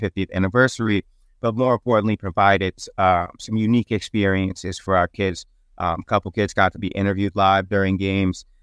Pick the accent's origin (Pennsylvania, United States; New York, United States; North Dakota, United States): New York, United States; New York City; I grew up in Harlem. I grew up on one twelfth Street and Lenox Avenue